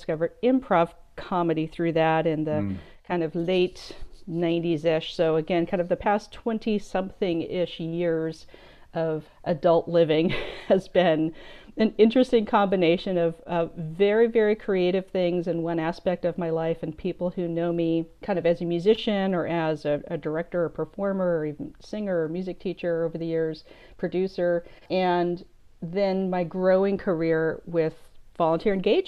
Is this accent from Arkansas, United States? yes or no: no; Southern California, United States; I grew up in Southern California in kind of a show business TV film family